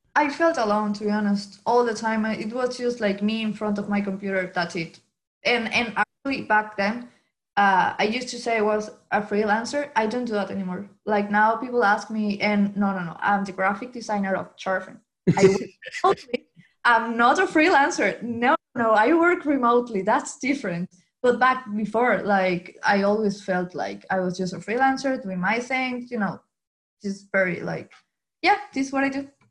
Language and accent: English; Venezuela; English is a second language; moved away as an adult; now in Dublin, Ireland; I'm from Venezuela and now I live in Ireland, Dublin.